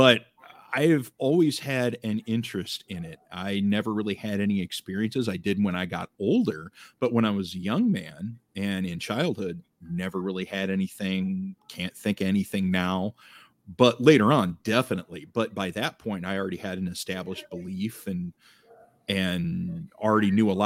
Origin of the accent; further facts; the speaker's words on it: Eastern Iowa, United States; Born and raised in Eastern Iowa